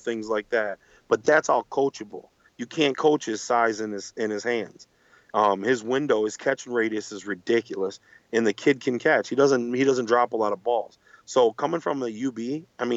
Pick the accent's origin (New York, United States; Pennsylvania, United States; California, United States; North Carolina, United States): New York, United States; Buffalo; I'm from Buffalo